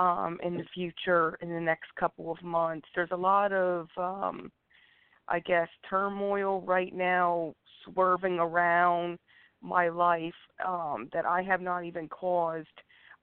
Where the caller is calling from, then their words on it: Pennsylvania, United States; I'm calling from Pennsylvania.